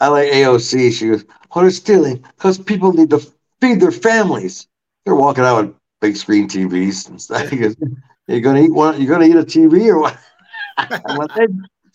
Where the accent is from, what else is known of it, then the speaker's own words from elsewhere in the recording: Williamsville, New York, United States; I grew up in Williamsville